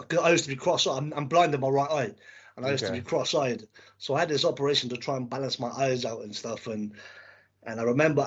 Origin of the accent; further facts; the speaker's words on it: Cardiff, Wales, United Kingdom; now in England, United Kingdom; I'm originally from Wales.